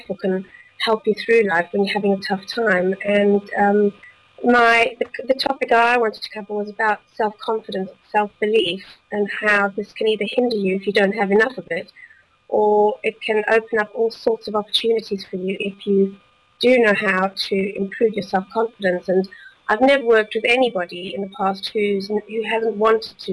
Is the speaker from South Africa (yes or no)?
yes; South Africa; moved away as an adult; also born or lived in Belgium; now in United Kingdom; I grew up in South Africa